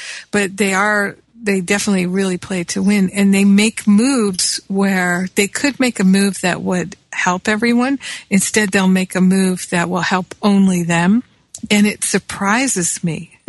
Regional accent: Rhode Island, United States; moved away; also born or lived in Michigan / Manhattan, New York; I grew up in Rhode Island as well as Michigan.

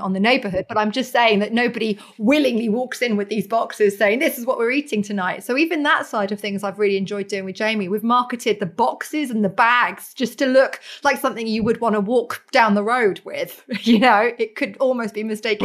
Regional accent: Norfolk, East of England, United Kingdom; I was born in Norfolk as well

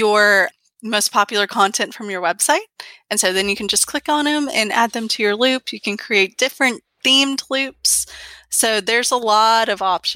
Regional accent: Georgia, United States; I grew up in Georgia

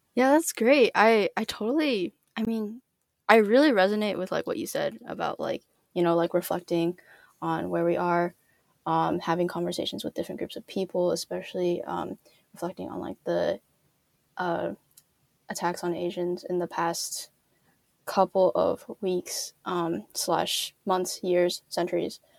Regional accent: California, United States; I grew up in California

